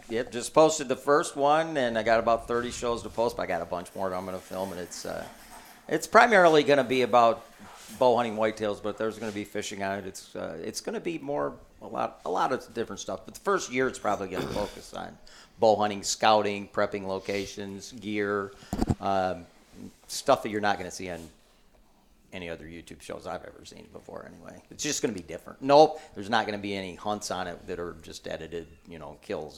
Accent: Michigan, United States; I'm from Michigan

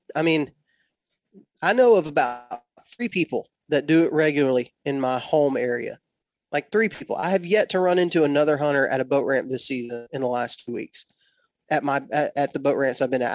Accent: West Texas, United States; moved away; I was born and raised in West Texas

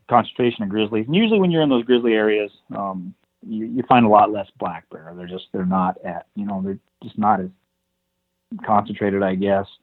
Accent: northwestern Montana, United States; I'm from here, Montana, um, the northwestern part of the state

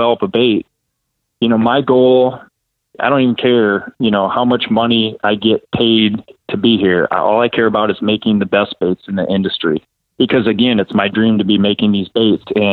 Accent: Ocheyedan, Iowa, United States; where I grew up in Ocheyedan, Iowa.

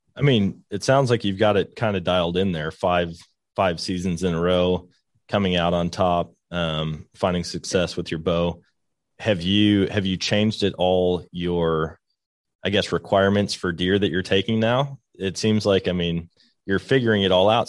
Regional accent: Wisconsin, United States; I grew up in Wisconsin, being a whitetail hunter

